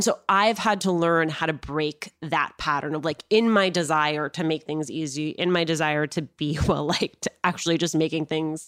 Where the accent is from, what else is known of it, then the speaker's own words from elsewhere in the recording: Union, New Jersey, United States; I grew up in Eunice, New Jersey.